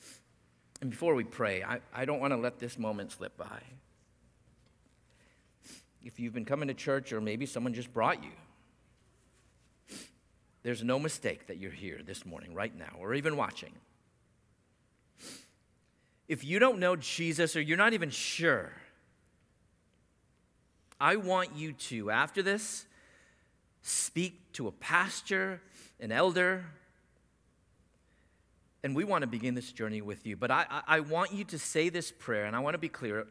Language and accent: English; San Diego, California, United States; We're from San Diego